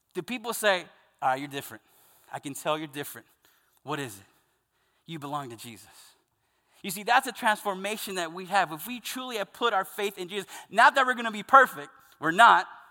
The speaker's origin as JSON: {"language": "English", "region": "the South", "country": "United States", "tie": "born or raised there", "said": "I grew up Southern Baptist in the South"}